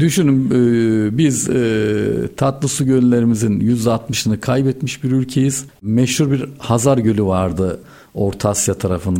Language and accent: Turkish; Turkey